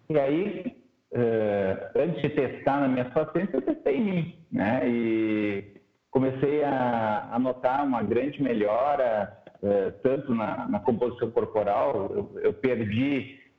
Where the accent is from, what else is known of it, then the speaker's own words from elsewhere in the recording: Santa Cruz do Sul, Rio Grande do Sul, Brazil; also born or lived in Pelotas / Porto Alegre; eu sou natural aqui do Rio Grande do Sul, na cidade de Santa Cruz, e fiz medicina na faculdade em Pelotas.